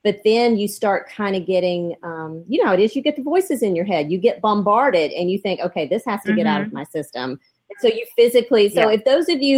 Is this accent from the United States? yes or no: yes; near Blackwater River, Florida, United States; I grew up near Blackwater River. There's a Blackwater River in Florida